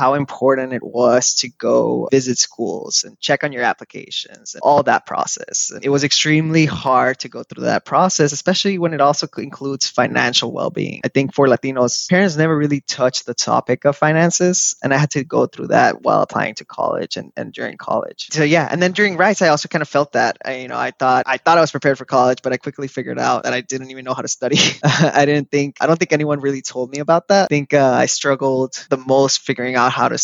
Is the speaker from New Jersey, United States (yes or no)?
no; Laredo, Texas, United States; also born or lived in Monterrey, Mexico; I moved to Laredo, Texas